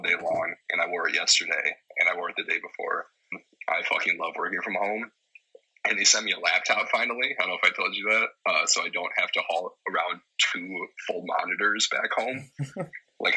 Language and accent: English; Cottage Grove, United States; when I was growing up in Cottage Grove